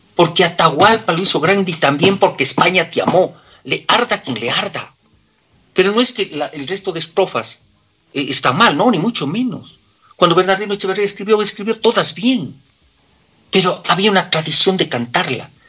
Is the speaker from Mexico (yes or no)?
no; Cuenca, Azuay, Ecuador; accent: cuencano; moved away as an adult; now in Quito, Ecuador; toda la vida seguiré hablando como cuencano. Yo digo siempre, soy cuencano de nacimiento, quiteño de corazón